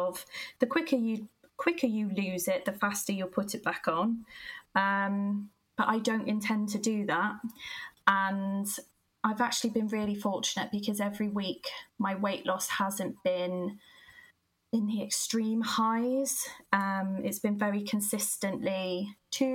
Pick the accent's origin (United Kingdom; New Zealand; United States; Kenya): United Kingdom; Gloucester, South West England; I am originally from Gloucester. You can probably tell by the accent